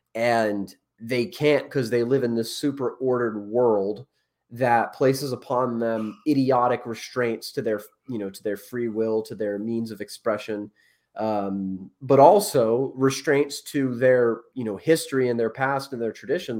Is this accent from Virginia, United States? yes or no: yes; Northern Virginia, United States; I grew up in Northern Virginia